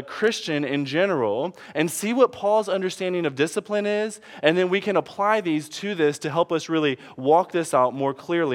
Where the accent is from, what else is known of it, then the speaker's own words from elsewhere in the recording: Detroit, Michigan, United States; I'm from Detroit